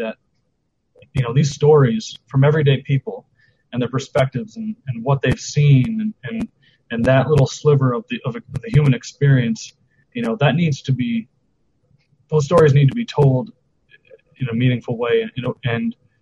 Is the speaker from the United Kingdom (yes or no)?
no; Minneapolis, Minnesota, United States; I work at a children's hospital in Minneapolis, Minnesota, my hometown